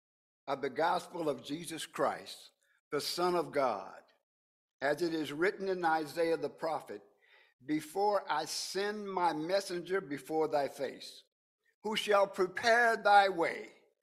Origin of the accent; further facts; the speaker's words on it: Evansville, Indiana, United States; I would fly from my hometown of Evansville, Indiana, to Indianapolis, Indiana.